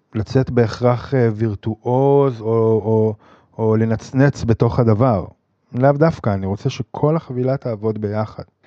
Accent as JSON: {"language": "Hebrew", "area": "Jezreel Valley", "region": "Northern District", "country": "Israel", "tie": "born or raised there", "moved": "yes", "said": "אני מוזיקאי מתופף, במקור מהצפון, מעמק יזרעאל"}